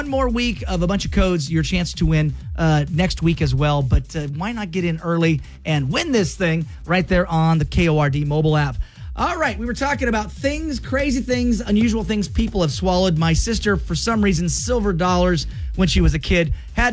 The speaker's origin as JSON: {"language": "English", "town": "Clarkston", "region": "Washington", "country": "United States", "tie": "born or raised there", "moved": "yes", "said": "I'm from Clarkston."}